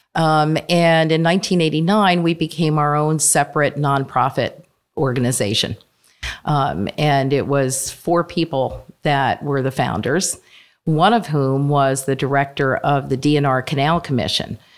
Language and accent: English; Bucks County, Pennsylvania, United States; moved away; also born or lived in Princeton area, New Jersey; I grew up in Bucks County, um, in a suburban area